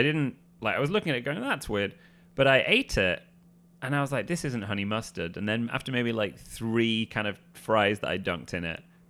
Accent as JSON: {"language": "English", "region": "North West England", "country": "United Kingdom", "moved": "yes", "said": "I'm from the Northwest of England."}